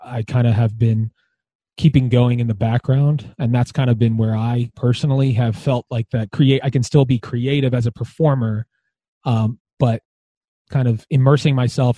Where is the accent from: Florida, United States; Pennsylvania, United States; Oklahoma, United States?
Pennsylvania, United States; Philadelphia; also born or lived in Lansdale, Pennsylvania; now in Royersford, United States; I grew up in Philadelphia, and I grew up at the Calvary Chapel of Philadelphia